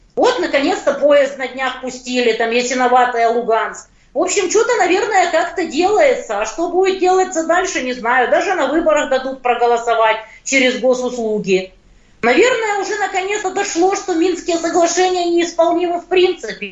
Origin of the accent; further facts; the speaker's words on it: Ukraine; я из Украины